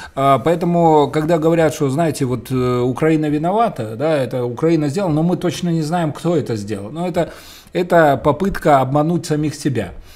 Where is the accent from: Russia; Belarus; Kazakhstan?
Belarus; Мы белорусы